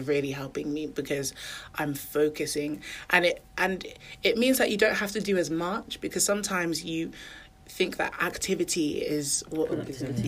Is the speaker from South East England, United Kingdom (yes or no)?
yes; Milton Keynes, South East England, United Kingdom; moved away as an adult; also born or lived in Nottingham; now in Birmingham, United Kingdom; I grew up in Milton Keynes, then I went to university in Nottingham.